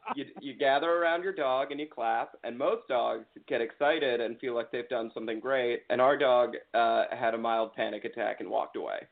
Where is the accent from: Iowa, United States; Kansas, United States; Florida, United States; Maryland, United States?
Maryland, United States; Potomac; also born or lived in New York; born and raised in Potomac, Maryland